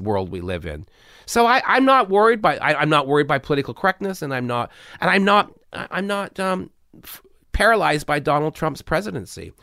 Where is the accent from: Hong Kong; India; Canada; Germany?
Canada; I'm Canadian.